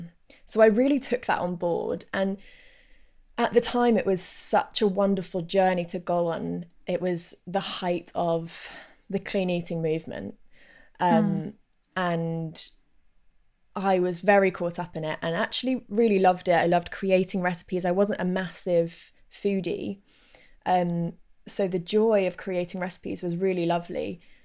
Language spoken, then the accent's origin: English; London, United Kingdom; And actually people that I knew from growing up in North London, one guy in particular commented once